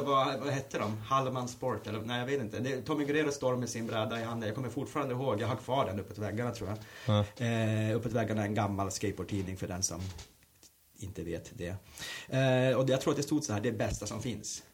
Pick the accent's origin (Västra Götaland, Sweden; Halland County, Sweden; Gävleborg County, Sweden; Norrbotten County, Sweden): Norrbotten County, Sweden; Luleå; moved away as an adult; now in Stockholm, Sweden; på bostadsområdet Hertsön där jag växte upp